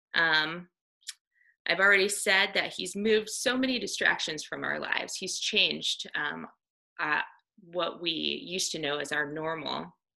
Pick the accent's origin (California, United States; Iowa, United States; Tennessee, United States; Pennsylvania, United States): Iowa, United States; I grew up in Iowa on a dairy farm